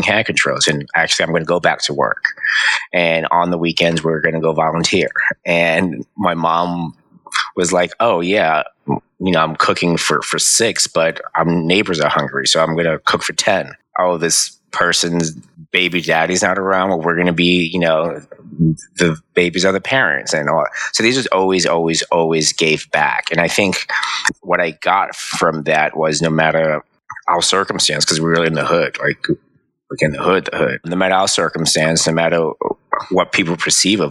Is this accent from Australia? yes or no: no; New York City, New York, United States; my mom, my dad, my three older brothers, we all grew up on Burnside and Andrews